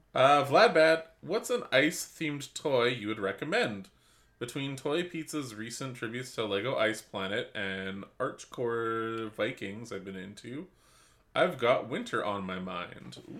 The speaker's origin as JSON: {"language": "English", "country": "Canada", "said": "we're Canadian"}